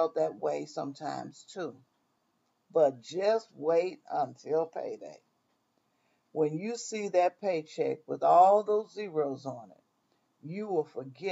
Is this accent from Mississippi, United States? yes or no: yes; Mississippi, United States; moved away; I was born and raised in Mississippi, but I have traveled and lived in many places